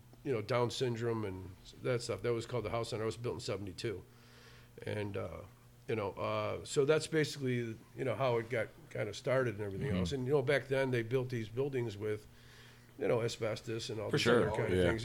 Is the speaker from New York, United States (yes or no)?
no; Tinley Park, Illinois, United States; also born or lived in South Side of Chicago; I'm born and raised in Tinley Park